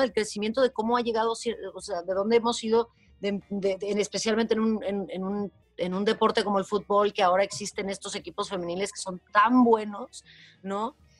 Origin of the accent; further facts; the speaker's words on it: Guadalajara, Jalisco, Mexico; moved away; Nací, crecí en Guadalajara